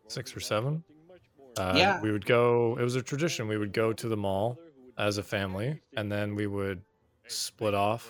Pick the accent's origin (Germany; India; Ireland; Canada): Canada; We are both from Canada